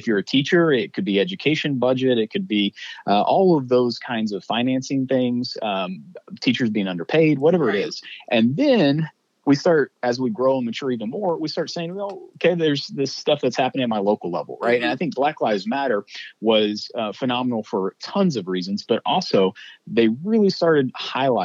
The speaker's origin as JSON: {"language": "English", "town": "Mesquite", "region": "Texas", "country": "United States", "tie": "born or raised there", "said": "my hometown of Mesquite, Texas, where I was born and raised"}